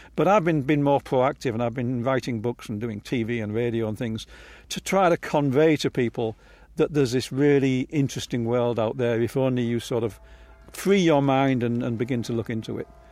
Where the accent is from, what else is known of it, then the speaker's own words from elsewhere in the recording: Hull, Yorkshire and the Humber, United Kingdom; now in Palo Alto, United States; I was born in Hull